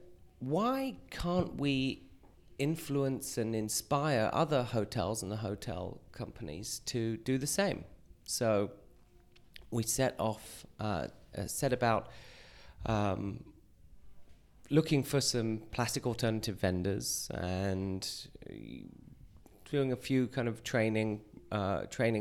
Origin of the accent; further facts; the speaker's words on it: United Kingdom; moved away as an adult; now in New York, United States; I'm British, but I've lived in New York and the States for 20 years